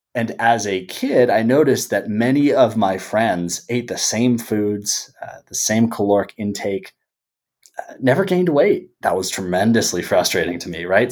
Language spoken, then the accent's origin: English; Bay Area, California, United States; living and growing up in the Bay Area